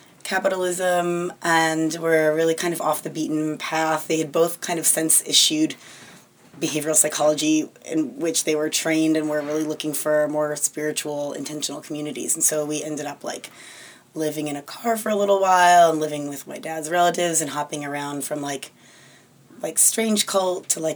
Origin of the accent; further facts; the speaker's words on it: New Hampshire, United States; born there; also born or lived in Maine / Brazil; And so I grew up, I was born in New Hampshire. They lived in a little farm in rural Maine, and then we ended up moving all over up and down the East Coast